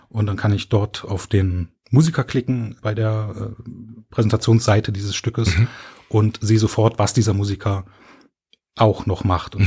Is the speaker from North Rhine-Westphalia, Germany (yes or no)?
no; Berlin, Germany; moved away as an adult; now in Cologne, Germany; Ich bin ähm, von Berlin nach Köln gezogen